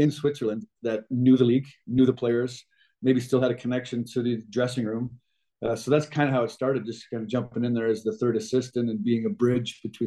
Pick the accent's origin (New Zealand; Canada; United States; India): Canada; Western Canada; growing up in Western Canada